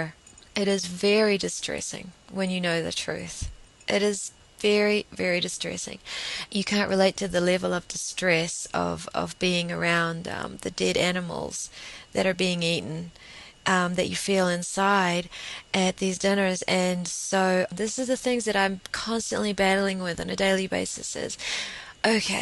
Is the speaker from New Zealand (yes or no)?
yes; New Zealand; we're more English over here.